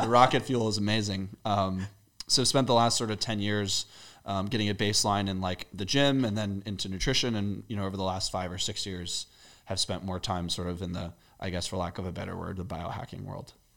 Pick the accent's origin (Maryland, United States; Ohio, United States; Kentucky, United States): Maryland, United States; moved away as an adult; also born or lived in England; now in Austin, United States; I grew up, uh, in the Maryland area. Before that, I was born in England